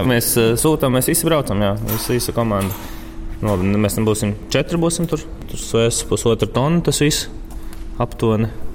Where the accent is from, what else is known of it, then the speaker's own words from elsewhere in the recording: Latvia; accent: Latvian; es esmu latviečs, ja angliski es runāju ar latviešu akcentu